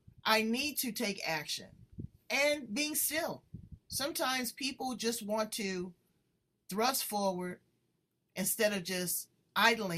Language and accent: English; Los Angeles, California, United States; I'm from